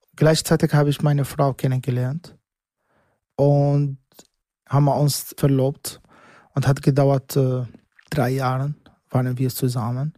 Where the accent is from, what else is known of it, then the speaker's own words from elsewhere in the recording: Damascus, Damascus Governorate, Syria; German is a second language; moved away as an adult; now in Austria; Ich bin geboren in Syrien, Damaskus Hauptstadt von Syrien, 1981. Und dort bin ich aufgewachsen